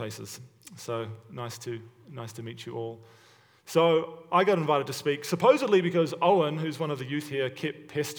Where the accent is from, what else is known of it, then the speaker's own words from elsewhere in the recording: Hamilton, Waikato, New Zealand; also born or lived in Stoney Creek, Ontario, Canada; now in Hamilton, Canada; I was born and raised in Hamilton, New Zealand, but now I live in Hamilton, Ontario